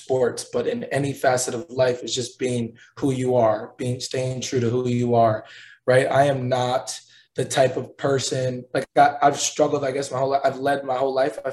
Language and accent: English; hometown of the Bucks, Wisconsin, United States; now in Indianapolis, United States; my hometown, the Bucks